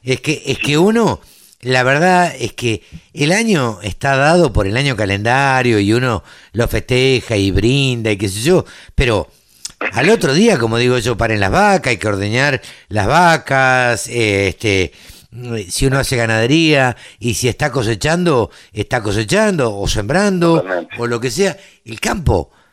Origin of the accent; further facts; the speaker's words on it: Maipú, Buenos Aires Province, Argentina; yo nací en la cuenca del Salado